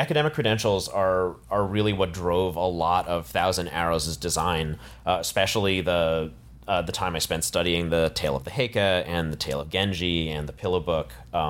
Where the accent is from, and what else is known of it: Philippines